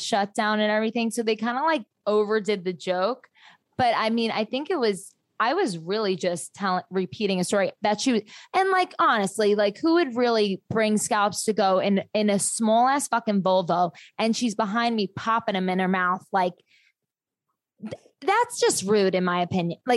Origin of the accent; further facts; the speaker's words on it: New Jersey, United States; I'm from Jersey